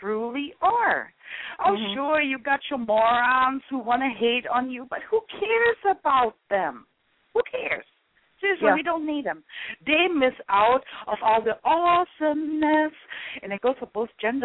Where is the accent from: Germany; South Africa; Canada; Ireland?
Germany; Offenbach am Main, Hesse; English is a second language; now in United States; Originally, I'm from Offenbach am Main, Germany, but I've been in the U.S. since, 1988